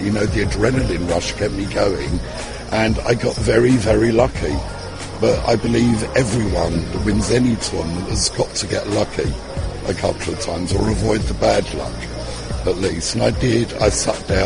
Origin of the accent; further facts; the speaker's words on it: United Kingdom; Being typically British